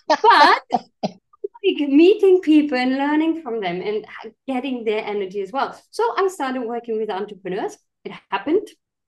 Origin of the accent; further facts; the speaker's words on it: Germany; moved away; And I'm originally from Germany, but I was living in all kind of different countries.